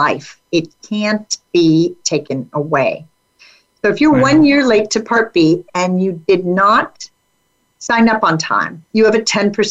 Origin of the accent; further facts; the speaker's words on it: California, United States; I'm from California